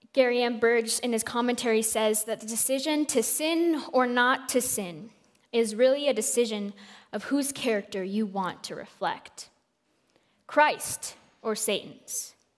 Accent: Colombia; I am from Colombia

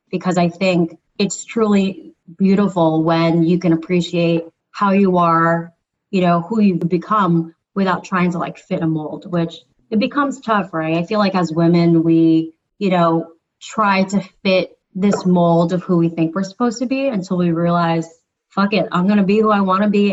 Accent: New Jersey, United States; moved away as an adult; now in Philadelphia, United States; I grew up on the East Coast in New Jersey for the majority of my childhood through high school. And then now I reside in Philadelphia

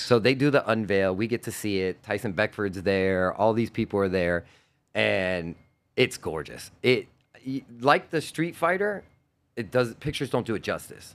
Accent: Homestead, Florida, United States; Ducati Revs in Homestead, which is my hometown

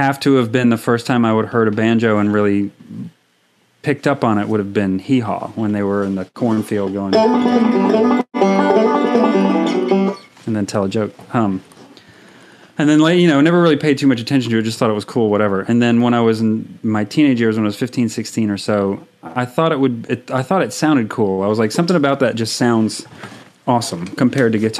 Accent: Florence, South Carolina, United States; also born or lived in New York State; I grew up in South Carolina, but everybody's from New York. We moved to South Carolina from New York State when I was 6 months old or so and took up root in Florence, South Carolina.

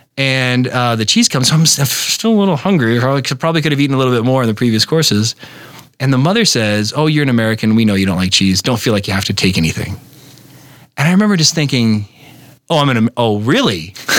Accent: Berlin, Germany; born there; you know, we were from I was born in Berlin, you know, and I had a hard time embracing the sort of Midwestern identity

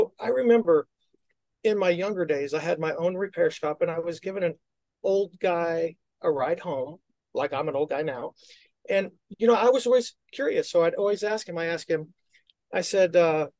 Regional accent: Midwest, United States; now in Orlando, United States; I'm from the Midwest, and I'm a Bears and a Cubs fan

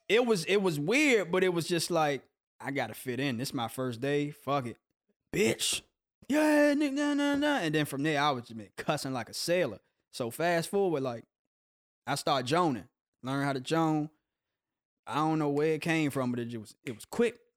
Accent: Capitol Heights, Maryland, United States; moved away as an adult; also born or lived in Coatesville, Pennsylvania / Hinesville; now in Los Angeles, United States; I grew up in Capitol Heights. I was born in Pennsylvania

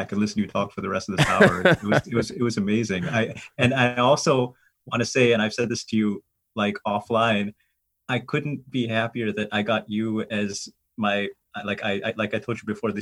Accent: United States; I was born in the United States. My parents are from India, but I was born in the US.

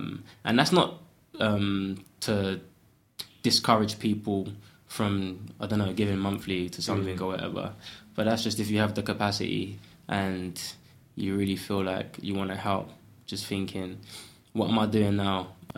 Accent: Ghana; now in United Kingdom; So for me, as a Westerner, effectively, I know I'm from Ghana originally, but someone coming from England saying, yo, like, here's a bit of money, it's kind of insulting.

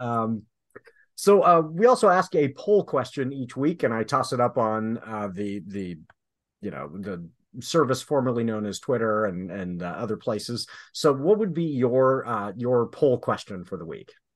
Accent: Southern California, United States; moved away; I grew up in Southern California where drive-bys were a thing

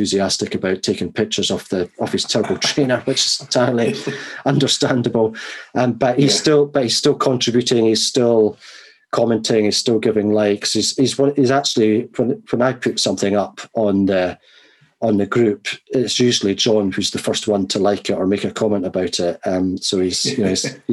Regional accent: Edinburgh, Scotland, United Kingdom; now in Kent, United Kingdom; I'm from Edinburgh and lived so many years in Edinburgh

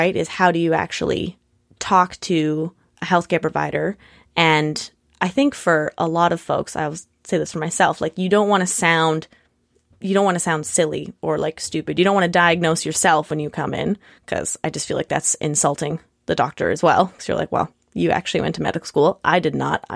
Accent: Nanaimo, British Columbia, Canada; now in Victoria, Canada; I grew up in Nanaimo, but now live in Victoria

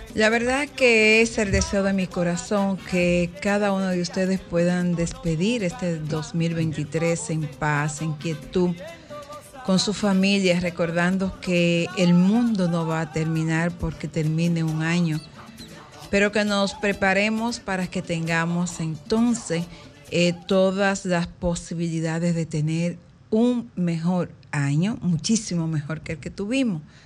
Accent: Dominican Republic; todos somos dominicanos

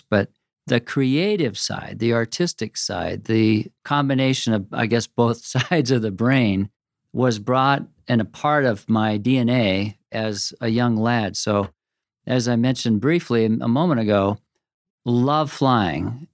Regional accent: Corvallis, Oregon, United States; also born or lived in Washington; my mother, who was the daughter of a professor where I grew up in Corvallis and Oregon State University

